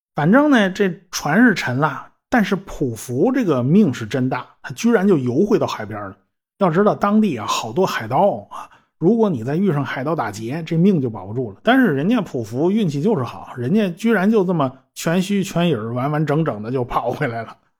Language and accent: Chinese; China; 我们中国人